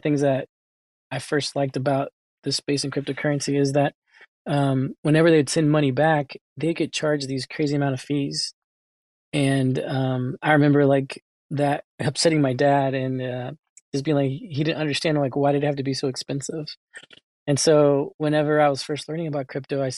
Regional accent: United States; I was born here in the United States

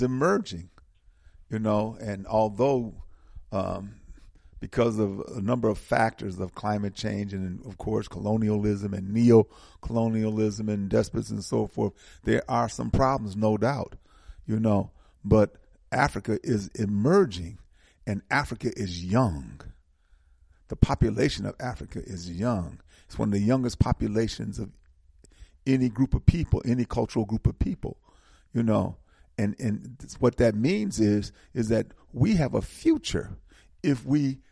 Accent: Saint Ann's Bay, Saint Ann, Jamaica; I know I'm Jamaican, and I know I'm born in King Anne's Bay, Jamaica

